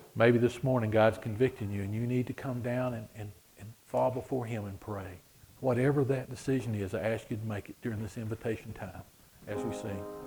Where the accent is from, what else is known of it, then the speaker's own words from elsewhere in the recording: United States; we say we're from America